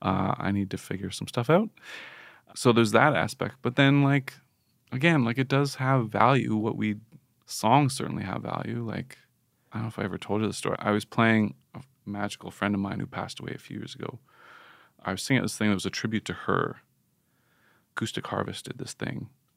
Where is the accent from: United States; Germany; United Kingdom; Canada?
Canada; I think we had that as Canadians superficially